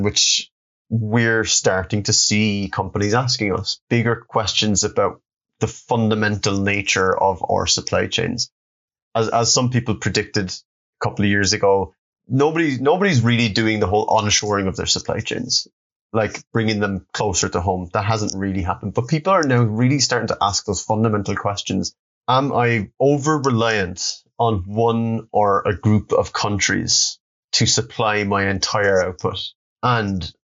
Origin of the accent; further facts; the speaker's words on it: Cork, Munster, Ireland; I grew up and I'm from Cork, which is the second city of the Republic of Ireland